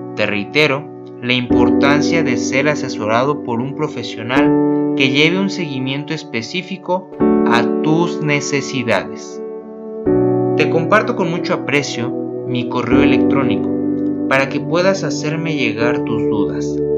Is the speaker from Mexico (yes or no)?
yes; Mexico; Soy mexicano